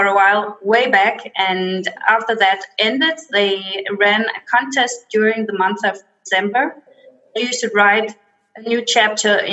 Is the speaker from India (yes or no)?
no; Denmark; I'm from Denmark, all the way across the world